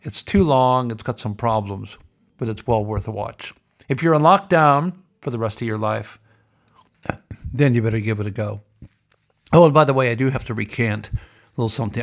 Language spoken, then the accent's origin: English; Iowa, United States; now in Victoria, Australia; I grew up in Iowa, and I know a little bit about farming.